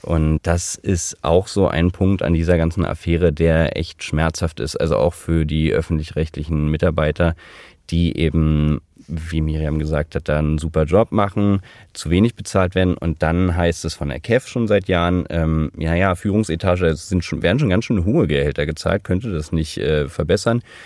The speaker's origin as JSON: {"language": "German", "country": "Germany"}